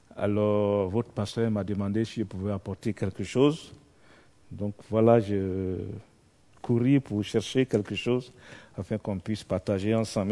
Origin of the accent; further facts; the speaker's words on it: Côte d’Ivoire; Je viens de la Côte d'Ivoire